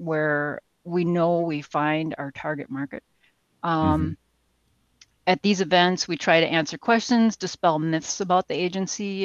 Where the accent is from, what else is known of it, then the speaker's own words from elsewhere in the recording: Saint Paul, Minnesota, United States; I was born and raised in the Twin Cities